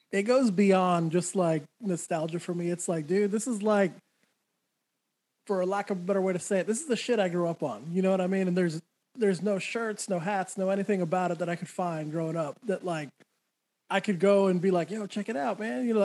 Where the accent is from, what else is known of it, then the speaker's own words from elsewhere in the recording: New Mexico, United States; I grew up in New Mexico, so I had to find somewhere on the West Coast.